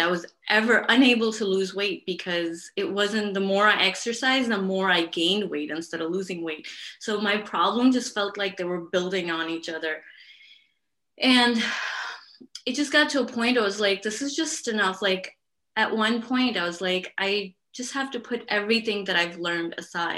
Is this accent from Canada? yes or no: no; Pakistan; moved away; Where I'm from, I'm from Pakistan.